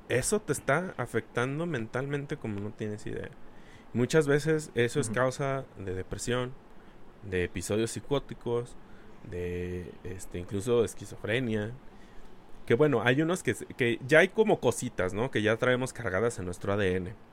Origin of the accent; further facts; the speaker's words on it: Mexico; nosotros como cultura mexicana